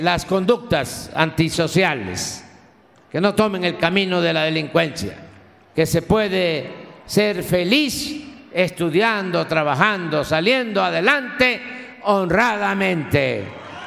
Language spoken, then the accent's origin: Spanish; Tepetitán, Tabasco, Mexico; moved away; mis maestras allá de mi pueblo, de Tepetitán, que me enseñaron las primeras letras a escribir, eh, a leer y a contar